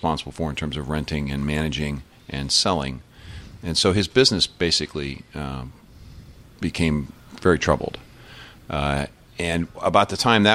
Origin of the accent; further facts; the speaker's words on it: Pittsburgh, Pennsylvania, United States; moved away; also born or lived in Iowa; I started out at an orphanage that was in Pittsburgh, Pennsylvania